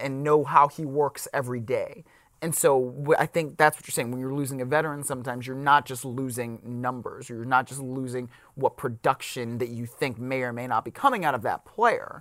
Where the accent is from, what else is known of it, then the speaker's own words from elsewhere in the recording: Cleveland, Ohio, United States; I'm from Cleveland